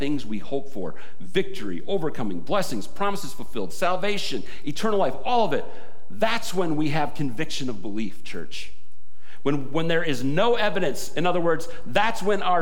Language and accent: English; United States; we, as American Christians